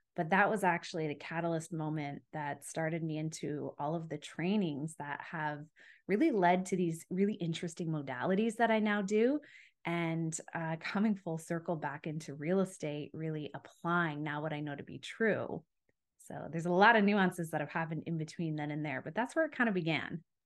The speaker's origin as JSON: {"language": "English", "town": "Calgary", "region": "Alberta", "country": "Canada", "tie": "born or raised there", "also_born_or_lived": "Ontario", "moved": "as an adult", "said": "I'm from Calgary, Alberta, but I was living in Ontario at the time."}